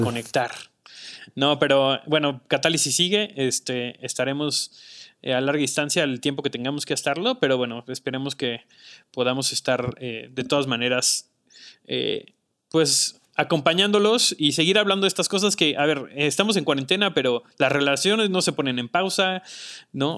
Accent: Mexico; como cultura mexicana

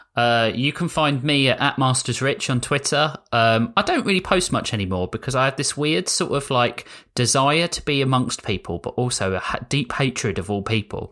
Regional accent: United Kingdom; I'm British

